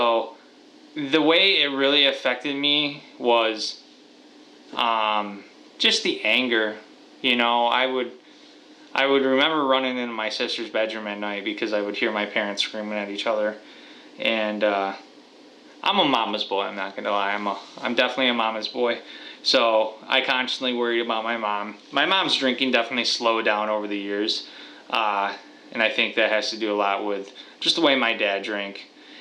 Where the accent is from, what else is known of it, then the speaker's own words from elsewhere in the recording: Watertown, New York, United States; I am from Watertown, New York, and I am 27 years old